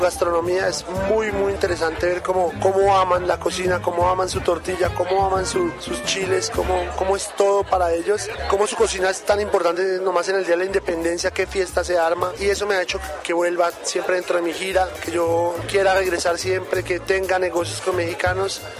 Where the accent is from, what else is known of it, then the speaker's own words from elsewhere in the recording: Bogotá, Colombia; also born or lived in Europe; Soy de Bogotá, he vivido un poco en Europa y he vivido un poco eh, acá en Sudamérica para algunos países.